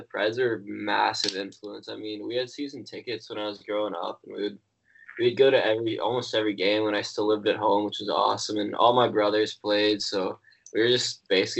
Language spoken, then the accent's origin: English; Nashville, Tennessee, United States; I'm from here, Nashville.